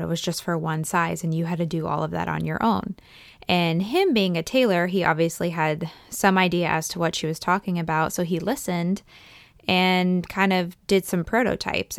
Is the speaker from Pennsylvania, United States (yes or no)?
yes; east central Pennsylvania, United States; I grew up in between those two places. So I always say kind of like east central